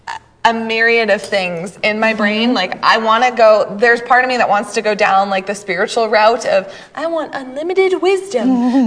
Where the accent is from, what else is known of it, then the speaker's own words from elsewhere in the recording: Maine, United States; You're from Maine? I'm from Maine. Where are you from in Maine? I'm from the county.